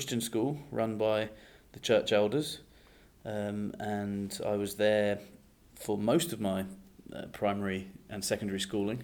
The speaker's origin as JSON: {"language": "English", "town": "Epsom", "region": "South East England", "country": "United Kingdom", "tie": "born or raised there", "also_born_or_lived": "Ecuador", "moved": "as an adult", "lives_now": "Japan", "said": "I'm from England, in just south of London, in a place called Epsom in Surrey"}